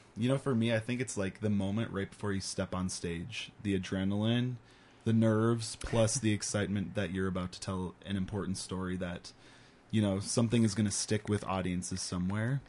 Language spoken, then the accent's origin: English; Paradise Community Theater, Minnesota, United States; I grew up on the Paradise stage with Paradise Community Theater, all of the theater camps they would do. when I was really young